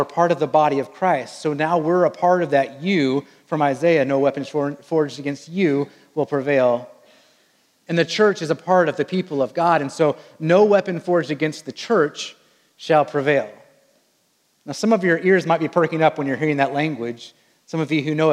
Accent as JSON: {"language": "English", "town": "Wichita", "region": "Kansas", "country": "United States", "tie": "born or raised there", "said": "I was raised in what they call the air capital of the world, Wichita, Kansas, and there is a good chance that you have flown on a plane that was built in my hometown"}